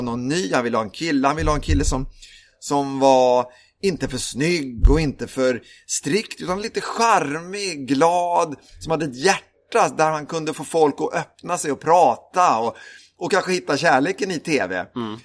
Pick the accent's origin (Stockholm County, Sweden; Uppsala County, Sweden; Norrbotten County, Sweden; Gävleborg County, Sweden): Stockholm County, Sweden; Lidingö; Jag är uppvuxen, eh, på Lidingö utanför Stockholm.